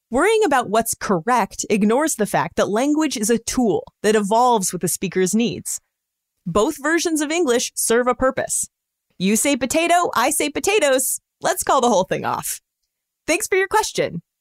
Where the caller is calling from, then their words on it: Columbus, Ohio, United States; I'm calling from Columbus, Ohio, and I listen every morning on my Google Home.